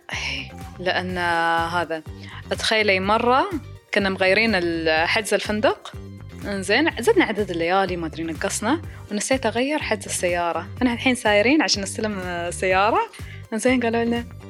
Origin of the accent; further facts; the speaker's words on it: United Arab Emirates; عندنا في راس الخيمة